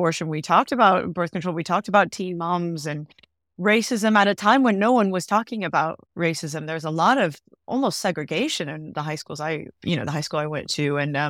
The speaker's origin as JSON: {"language": "English", "region": "California", "country": "United States", "tie": "born or raised there", "also_born_or_lived": "Santa Monica", "lives_now": "London, United Kingdom", "said": "So I was born in Santa Monica, which is Southern California, and I grew up in the middle of nowhere in Northern California, a really small town, and was interested in TV, but never thought anything about it."}